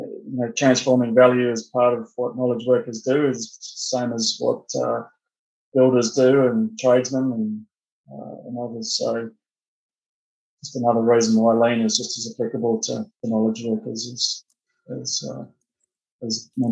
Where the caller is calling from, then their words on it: Perth, Western Australia, Australia; So joining from Perth, Western Australia. So I believe that's about 14 hours ahead of you guys.